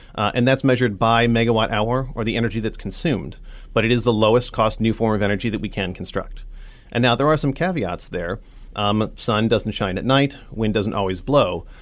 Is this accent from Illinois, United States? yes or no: no; Nebraska, United States; I'm from Nebraska originally, um, grew up here